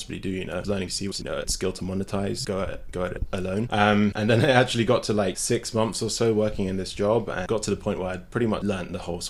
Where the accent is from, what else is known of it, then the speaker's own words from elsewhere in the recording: London, United Kingdom; moved away; I'm from London